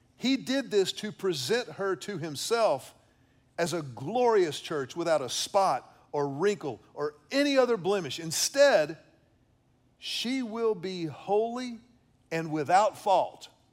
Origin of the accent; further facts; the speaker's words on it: Houston, Texas, United States; I grew up in Houston at Second Baptist Church